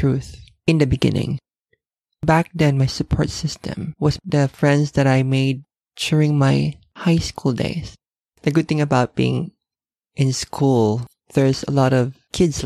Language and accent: English; Manila, Metro Manila, Philippines; I was born and raised in Manila, Philippines